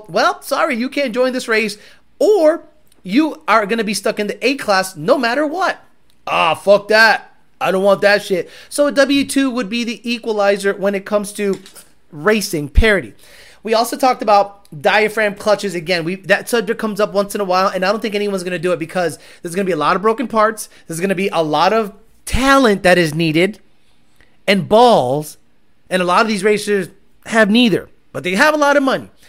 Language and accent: English; Houston, Texas, United States; Man, I'm from Houston, and that's how we do it here.